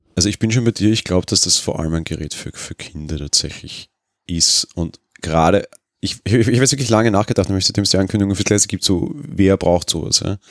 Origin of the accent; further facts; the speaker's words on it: Austria; also born or lived in Vienna; Bei uns in Österreich